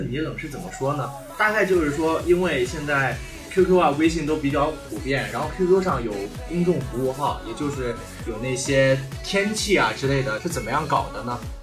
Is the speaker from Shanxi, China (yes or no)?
no; Zhengzhou, Henan, China; now in Nanyang, China; 我是郑州的